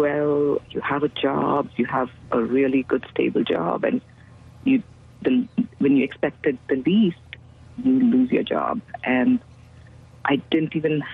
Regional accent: India; moved away as an adult; now in Dallas, United States; I am originally from India, and I came to the U.S. as an immigrant, as a student, to pursue higher education

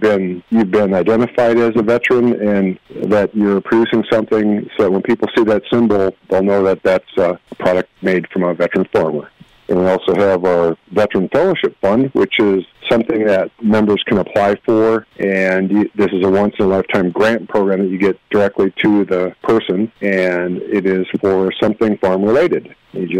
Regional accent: Woodville, Wisconsin, United States; my hometown of Woodville

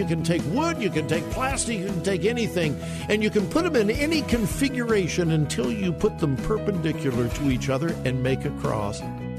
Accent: Compton, California, United States; I'm from Southern California, lived not far from the Watts riots. If you're not old enough to remember the Watts riots, I hope you have studied them in your history classes. I lived not far from there, graduated from high school in Compton, California.

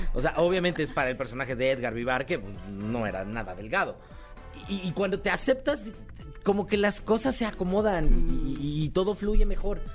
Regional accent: Mexico; soy mexicano

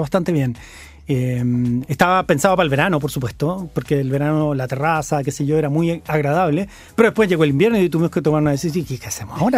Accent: Santiago, Santiago Metropolitan Region, Chile; yo soy santiaguino.

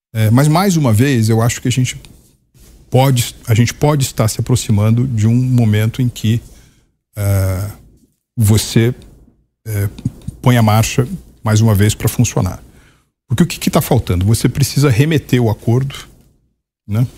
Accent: São Paulo, Brazil; eu sou paulista

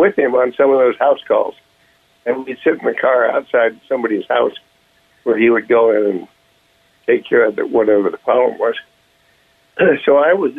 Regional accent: Portland, Oregon, United States; moved away as an adult; our area, the Pacific Northwest, Portland, Oregon. So I grew up going to a Jesuit high school

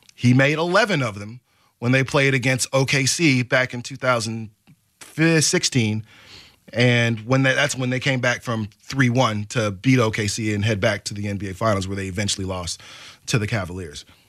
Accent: Portland, United States; I love it ish here for the most part

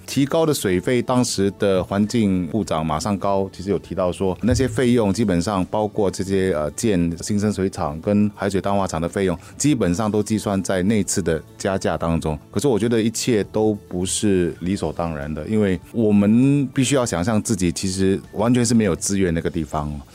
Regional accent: Singapore; 我们新加坡人

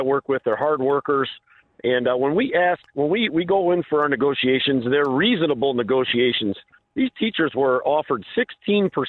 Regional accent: Indiana, United States; I'm from Indiana. I'm not from Chicago

